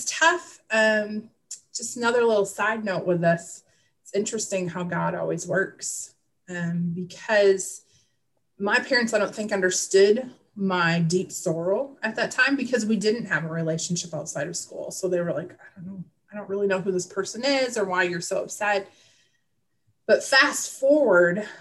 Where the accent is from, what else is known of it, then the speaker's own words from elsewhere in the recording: Wisconsin, United States; I grew up in Midwest Wisconsin, and the area that I grew up in, I was the country kid